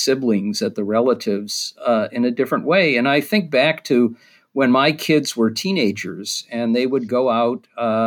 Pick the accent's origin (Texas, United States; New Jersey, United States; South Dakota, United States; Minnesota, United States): Minnesota, United States; Minneapolis; I'm from Minneapolis as well. And I grew up, you know, with Minnesota Nice